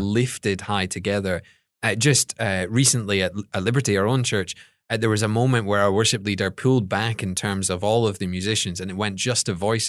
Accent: Scotland, United Kingdom; moved away as an adult; I'm from Scotland

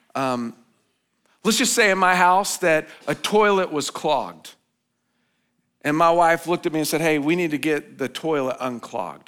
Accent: United States; as American citizens

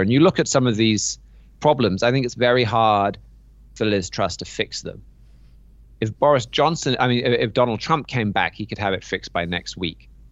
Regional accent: United Kingdom; as a British citizen and taxpayer

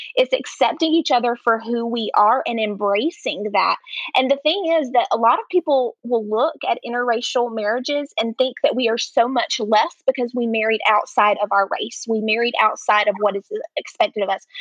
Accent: North Carolina, United States; accent: Southern; also born or lived in Alabama; now in Mexico; I'm originally from North Carolina, born to a um, Southern Baptist pastor.

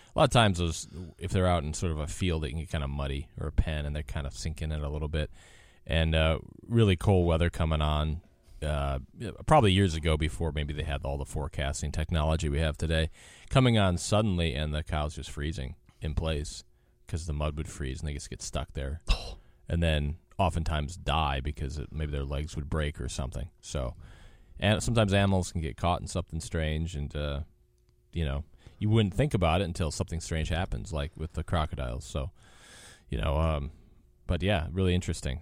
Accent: Wisconsin, United States; moved away; I grew up in Wisconsin

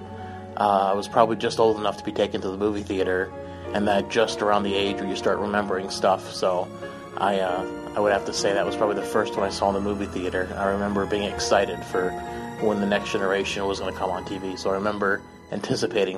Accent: Buffalo, New York, United States; I'm from Buffalo, New York.

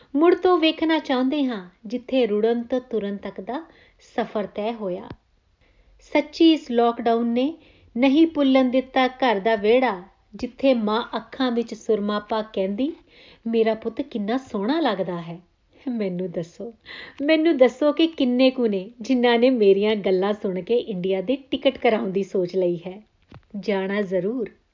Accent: India; now in Australia; ਮੇਰੇ ਪਿੰਡ ਦੀਆਂ ਆਵਾਜ਼ਾਂ ਮੇਰੇ ਦੇਸ਼ ਦੀਆਂ ਆਵਾਜ਼ਾਂ

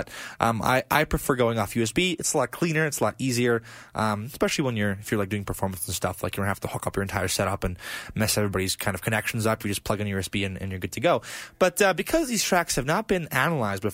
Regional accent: Blagodarny, Stavropol Krai, Russia; my hometown of Blagodarne, you know, Russia

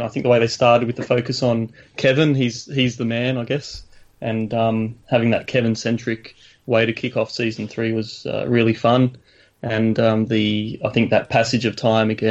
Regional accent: Sydney, New South Wales, Australia; I'm from Sydney, Australia

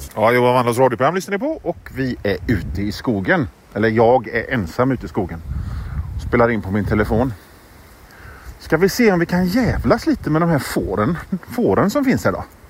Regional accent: Sweden; som svensk

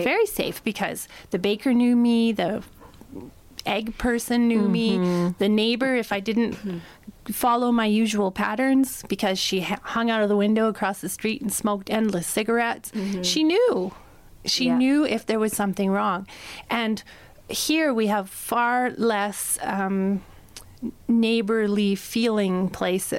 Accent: Amsterdam, North Holland, Netherlands; moved away as an adult; now in Canada; I am from Amsterdam. That's my hometown. And then I've become a Canadian living in different places.

